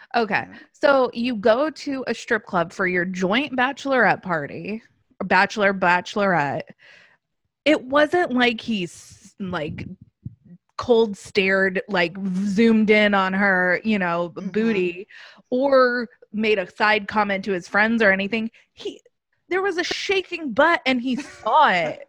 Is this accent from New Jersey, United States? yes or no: no; Los Angeles, California, United States; also born or lived in New York; now in Orlando, United States; I'm from Los Angeles. Now I live in Orlando.